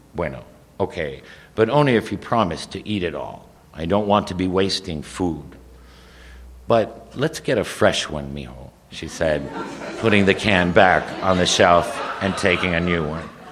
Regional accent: Miami, Florida, United States; also born or lived in Madrid, Spain / New York City, United States / Cuba; I was born, we emigrated to the United States, to first to New York City and then eventually to Miami

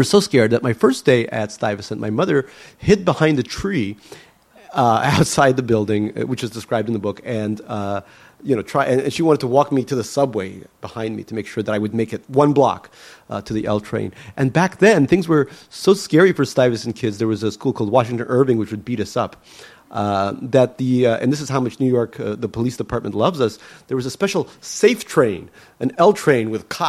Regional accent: Saint Petersburg, Russia; born there; What city was I born in Russia? I was born in Leningrad. Yeah, in the Oto Roddom, which is the best Roddom, birthing house in all of Leningrad.

